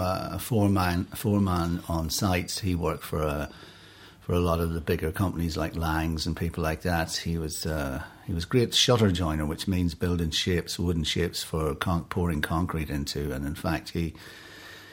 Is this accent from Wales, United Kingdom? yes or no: no; Enniskillen, Northern Ireland, United Kingdom; moved away as an adult; also born or lived in New York; I was born in Enniskillen. Beautiful town. Fabulous, beautiful island town. It was a great place to grow up as a kid